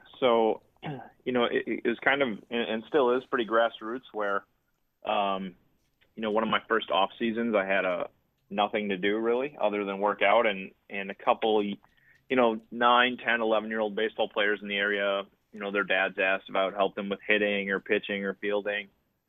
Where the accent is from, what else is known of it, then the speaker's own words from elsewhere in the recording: Marinette, Wisconsin, United States; moved away; I'm originally from Marinette, Wisconsin, so about an hour north of Green Bay